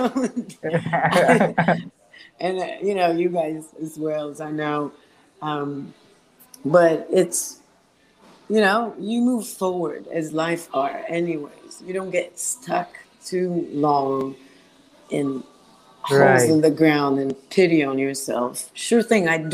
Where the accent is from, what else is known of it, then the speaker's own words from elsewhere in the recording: Israel; English is a second language; now in United States; growing up in Israel